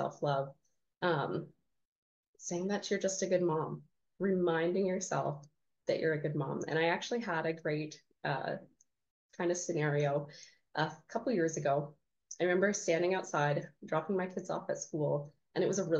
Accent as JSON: {"language": "English", "country": "Canada", "said": "I'm Canadian"}